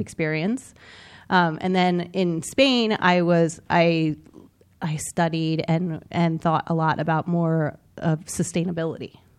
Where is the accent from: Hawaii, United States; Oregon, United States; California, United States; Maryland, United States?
Maryland, United States; Millersville; moved away as an adult; I'm from, um, Millersville, Maryland